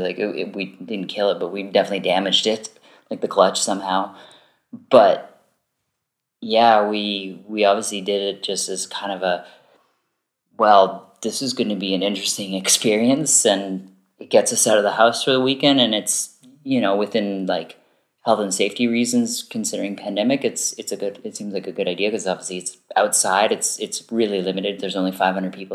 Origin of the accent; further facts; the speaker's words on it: East Coast of Canada, Canada; moved away; I'm originally from the east coast of Canada